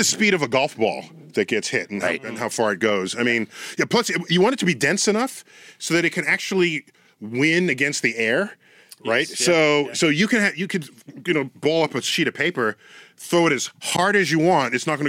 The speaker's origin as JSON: {"language": "English", "town": "New York City", "region": "New York", "country": "United States", "tie": "born or raised there", "said": "Born and raised in the Bronx. Bronx in the house."}